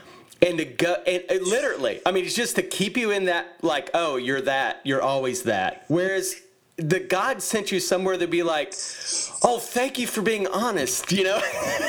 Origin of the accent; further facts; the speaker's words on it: the South, United States; I grew up in the South